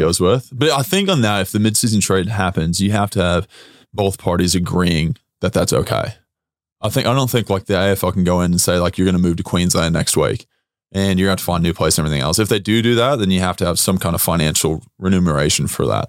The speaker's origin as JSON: {"language": "English", "region": "Texas", "country": "United States", "tie": "born or raised there", "moved": "as an adult", "lives_now": "Australia", "said": "my home country in the U S."}